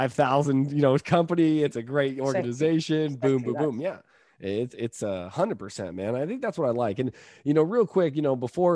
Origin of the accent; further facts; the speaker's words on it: California, United States; now in Tampa, United States; We actually pack lemons here in California. I say here in California because I'm a Californian